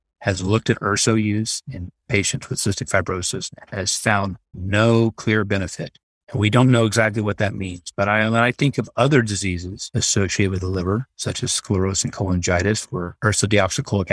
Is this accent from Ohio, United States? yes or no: no; Texas, United States; moved away as an adult; now in Utah, United States; I grew up in Texas